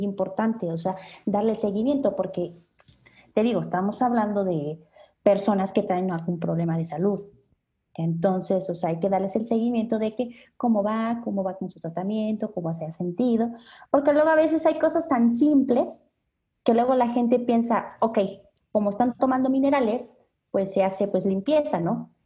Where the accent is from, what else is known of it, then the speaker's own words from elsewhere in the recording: Mexico City, Mexico; nosotros somos de la Ciudad de México